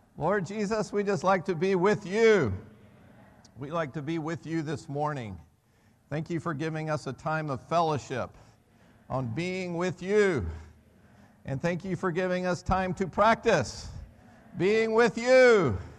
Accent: United States; moved away as an adult; also born or lived in Birmingham; I'm an American, right? So I never grew up playing soccer

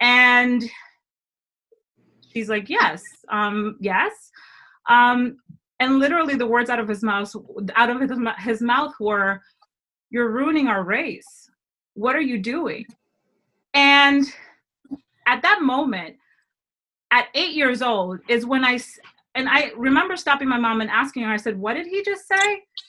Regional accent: Dominican Republic; I'm from the Dominican Republic. Go learn your countries.

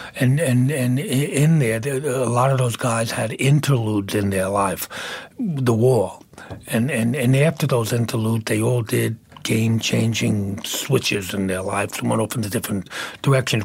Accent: Brooklyn, New York, United States; also born or lived in Manhattan; I grew up in Brooklyn

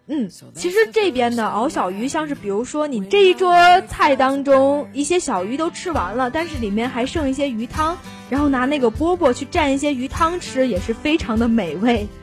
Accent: Tianjin, China; 作为一个天津人

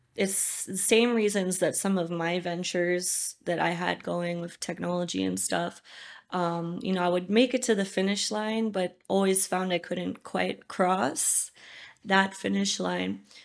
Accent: United States; moved away as an adult; also born or lived in Los Angeles; now in Uganda

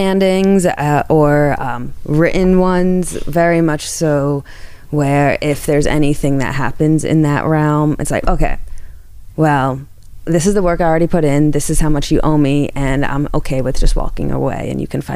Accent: New Jersey, United States; moved away; I'm from New Jersey.

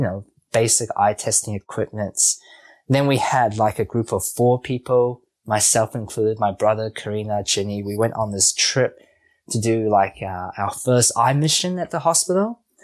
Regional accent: New Zealand; being a Kiwi and also for myself growing up in New Zealand

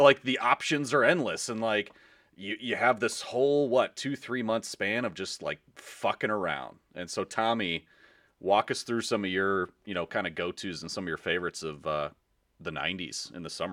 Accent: Carol Stream, Illinois, United States; I grew up in Carroll Stream-ish area.

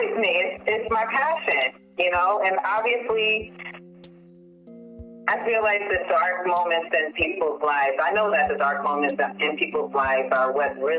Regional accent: New York City, New York, United States; also born or lived in Pensacola, Florida / Trinidad; now in Atlanta, United States; I grew up in Brooklyn. And actually, no, I came to Brooklyn late elementary, but the year that really influenced me and who I am were my teenage years in Brooklyn

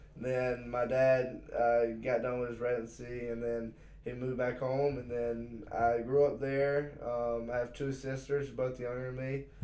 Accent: Laurinburg, North Carolina, United States; moved away as an adult; also born or lived in Columbia, South Carolina; I'm from a little place called Laurinburg, North Carolina in Scotland County. My dad and mom both grew up there

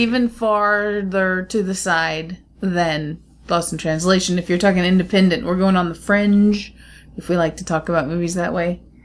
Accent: United States; I'm American

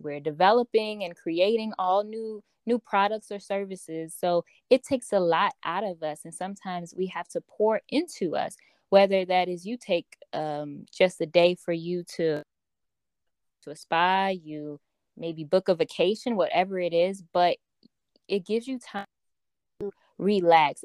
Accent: Chicago, Illinois, United States; I am from Chicago, Illinois.

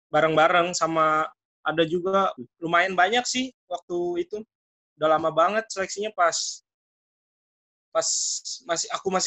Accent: Jakarta, Indonesia; born there; Asli asli lahir

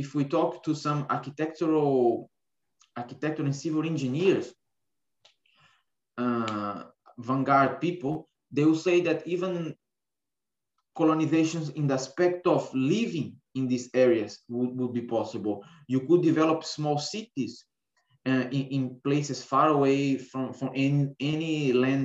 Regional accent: Brazil; moved away as an adult; also born or lived in Lisbon, Portugal; I was born in Brazil, I was born in an island. And even though if you are there, you don't have the feeling that you are in an island, because today this island is connected with three bridges to the mainland. I can say that I was born in an island, and I always live very near the ocean

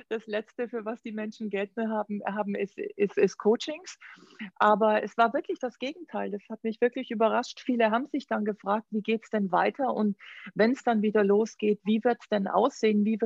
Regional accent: Augsburg, Bavaria, Germany; born there; moved away as an adult; also born or lived in Düsseldorf / New York / Florence; Du, ich bin in Augsburg geboren Oh. Und äh, bin aber relativ früh geflüchtet

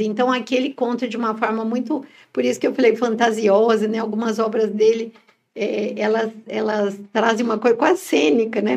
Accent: São Paulo, Brazil; Nós somos de São Paulo

